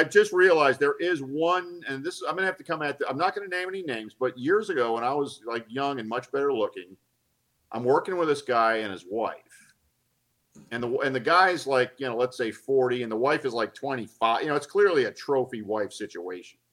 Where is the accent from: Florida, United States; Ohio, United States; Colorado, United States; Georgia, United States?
Georgia, United States; Atlanta; moved away; also born or lived in Los Angeles; I grew up in Atlanta, but I didn't want to move back to Atlanta